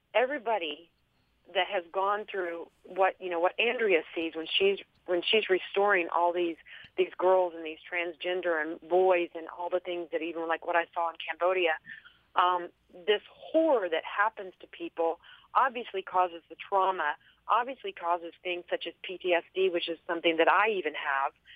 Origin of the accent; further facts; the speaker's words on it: Texas, United States; accent: southern; I'm you know from Texas, so I've got that southern like mispronunciation